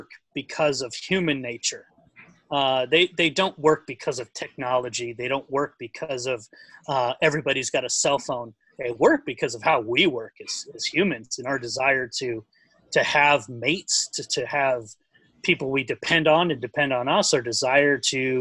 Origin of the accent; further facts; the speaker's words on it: Huntington Beach, California, United States; growing up in Huntington Beach